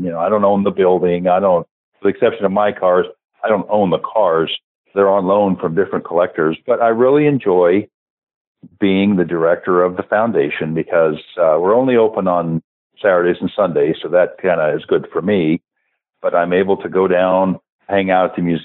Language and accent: English; California, United States; moved away as an adult; also born or lived in Oklahoma City, United States / Tulsa, United States / Jackson, Mississippi, United States / Japan; I grew up in California